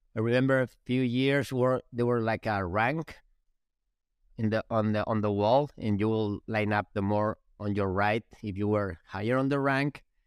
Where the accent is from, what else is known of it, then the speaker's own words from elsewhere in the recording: Spain; English is a second language; moved away; We're from Spain.